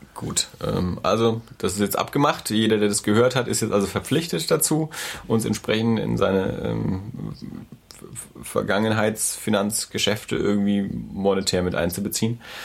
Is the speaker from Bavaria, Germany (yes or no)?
yes; Erlangen, Bavaria, Germany; ich bin ja in Erlangen aufgewachsen